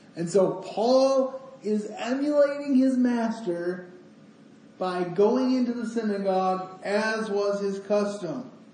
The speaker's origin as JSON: {"language": "English", "town": "Grand Rapids", "region": "Michigan", "country": "United States", "said": "I'm I'm from Grand Rapids."}